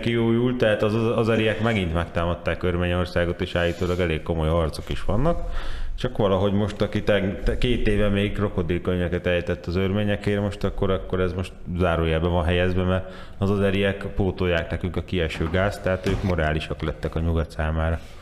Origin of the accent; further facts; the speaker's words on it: Hungary; mi meg magyarként